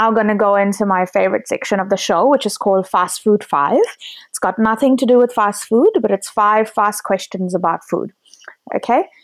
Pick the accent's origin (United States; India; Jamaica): India; but I'm Indian